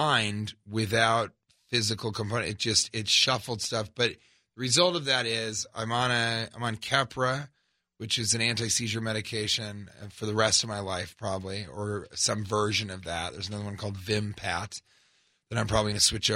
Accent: Denver, Colorado, United States; also born or lived in Los Angeles; now in New York, United States; I'm from Denver

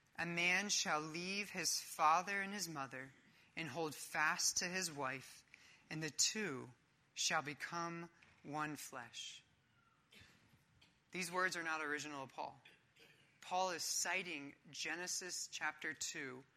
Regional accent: Philadelphia, Pennsylvania, United States; I'm from Philadelphia

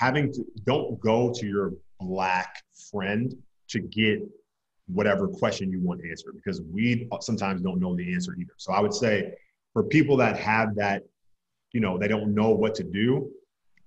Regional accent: New York, United States; now in Los Angeles, United States; I'm from New York

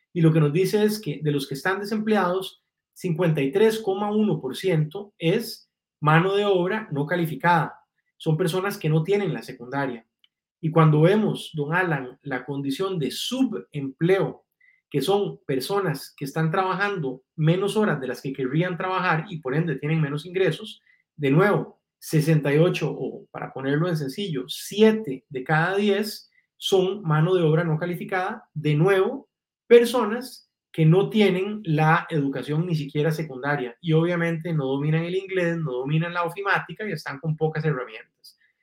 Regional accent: Guanacaste, Costa Rica; crecí en una finca en Guanacaste con una infancia muy, muy bonita

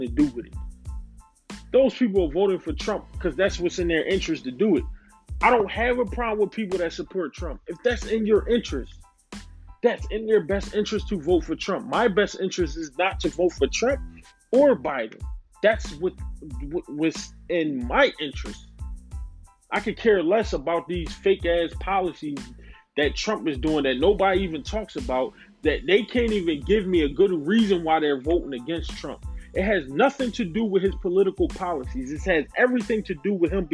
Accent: United States; I'm black American

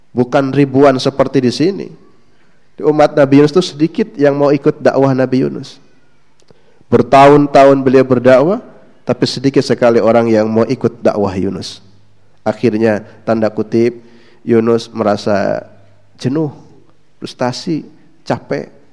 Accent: West Java, Indonesia; Saya kebetulan asli Jawa Barat

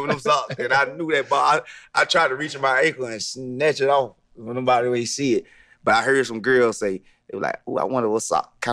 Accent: Millen, Georgia, United States; also born or lived in Marietta, Georgia; growing up in a small town, Millen, Georgia

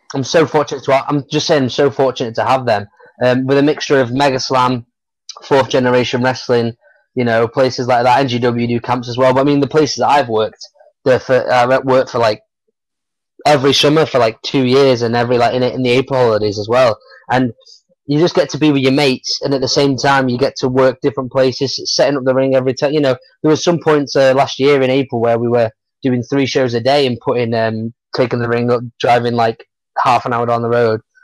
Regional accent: Stockport, North West England, United Kingdom; there's a couple of places in Stockport, like my hometown, where I've got to wrestle

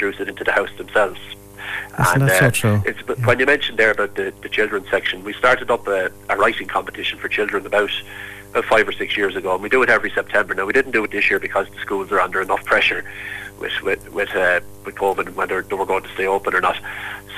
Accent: County Wexford, Leinster, Ireland; When I was small, I grew up around Puntlody in County Wexford

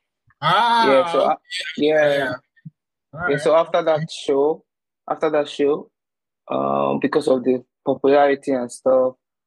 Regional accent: Abuja, Federal Capital Territory, Nigeria; moved away as an adult; also born or lived in Kano State / Enugu; now in South Korea; I grew up in Abuja

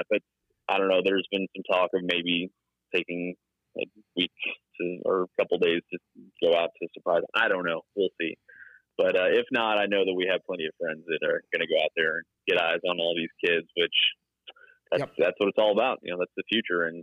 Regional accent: Mesquite, Texas, United States; I grew up in Mesquite, Texas.

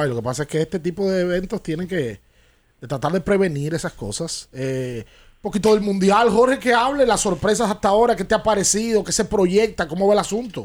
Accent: Dominican Republic

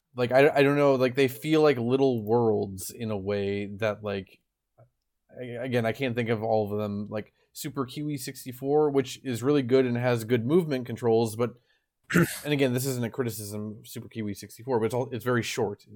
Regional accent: Midwest, United States; I grew up in the Midwest

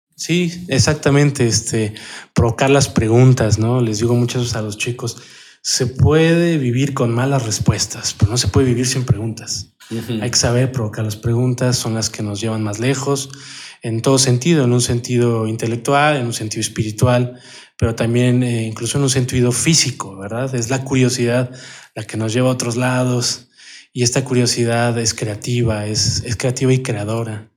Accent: Mexico City, Mexico; Soy de la Ciudad de México, del norte de la ciudad, cerca de la Basílica de Guadalupe

